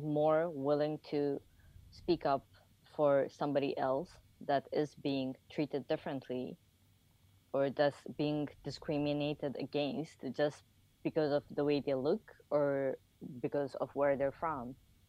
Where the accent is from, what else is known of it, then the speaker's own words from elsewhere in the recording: Dubai, United Arab Emirates; also born or lived in Japan; we grew up in Dubai. Before that, we used to live in Japan